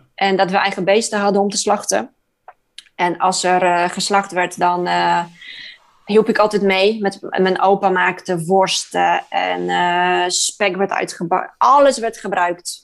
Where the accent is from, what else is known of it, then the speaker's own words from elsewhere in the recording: Poland; moved away; Ik kom uit Polen.